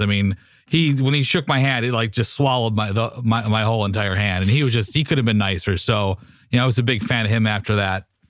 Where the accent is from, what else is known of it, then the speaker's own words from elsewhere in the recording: Highland Park, Illinois, United States; I was born in Illinois